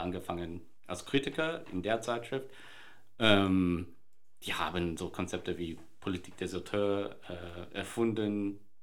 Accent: Sydney, New South Wales, Australia; moved away; ich bin in Sydney ähm, geboren und aufgewachsen

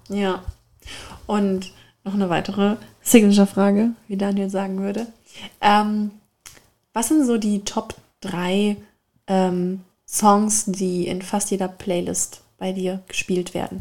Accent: Germany; aus ein äh, bisschen südlicher von zwischen, exakt zwischen Darmstadt und Mannheim

